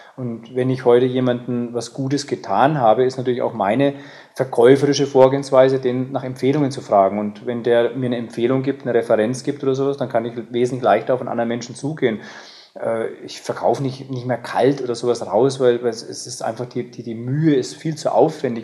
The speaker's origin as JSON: {"language": "German", "country": "Germany", "said": "bei uns in Deutschland"}